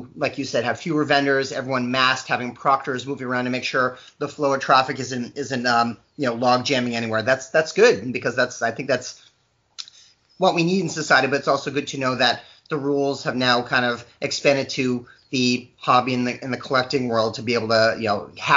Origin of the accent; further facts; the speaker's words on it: Maine, United States; moved away; my childhood home in Maine